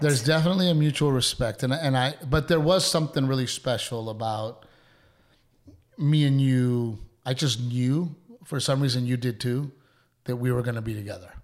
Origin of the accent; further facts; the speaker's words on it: Portland, Texas, United States; growing up in Gregory Portland